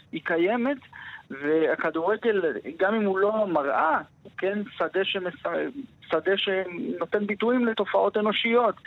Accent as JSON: {"language": "Hebrew", "town": "Jerusalem", "region": "Jerusalem District", "country": "Israel", "tie": "born or raised there", "said": "כשהייתי קטן וגדלתי בירושלים"}